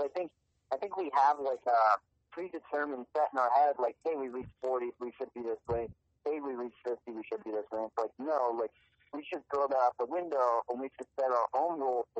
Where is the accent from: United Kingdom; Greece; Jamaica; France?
United Kingdom; Manchester, North West England; moved away as an adult; now in United States; I wasn't born in the States. I was born in England. I grew up there. Played soccer in college in England.